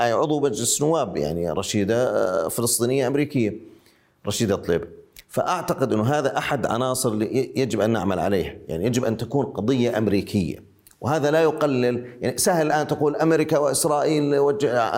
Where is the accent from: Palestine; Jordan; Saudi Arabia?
Jordan; Ma'an, Ma'an Governorate; now in Amman, Jordan; أنا الآن أتحدث من عمان آه، وأنا من معان